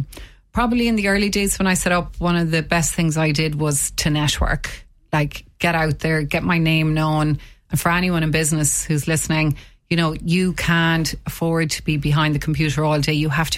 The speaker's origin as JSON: {"language": "English", "region": "Munster", "country": "Ireland", "lives_now": "Waterford, Ireland", "said": "Well, I'm originally from County Limerick and I moved to Waterford almost 30 years ago."}